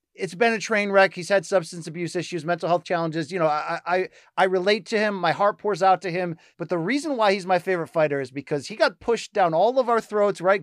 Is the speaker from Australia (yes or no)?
no; Connecticut, United States; I grew up in Connecticut